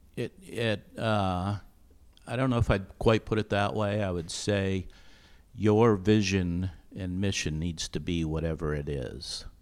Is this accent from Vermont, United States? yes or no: yes; Vermont, United States; moved away as an adult; also born or lived in Dallas / Denver; I grew up in Vermont.